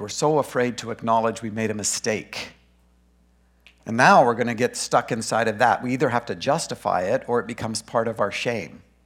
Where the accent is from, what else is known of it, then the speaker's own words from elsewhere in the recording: Grand Prairie, Alberta, Canada; also born or lived in Boring, Oregon; now in Brush Prairie, United States; I was born in Grand Prairie, Alberta